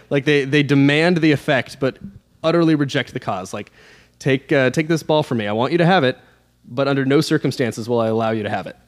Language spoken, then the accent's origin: English; Alaska, United States; I'm from Alaska